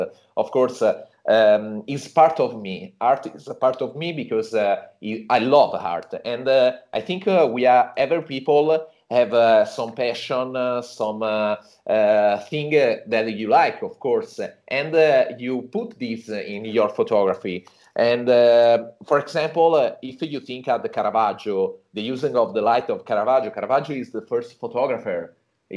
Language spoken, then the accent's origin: English; Tuscany, Italy; I was born here in Tuscany, and I spent my childhood here in a small village in the countryside